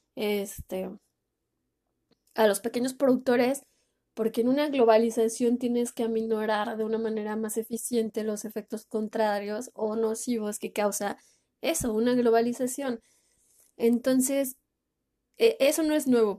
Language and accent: Spanish; Mexico; mi país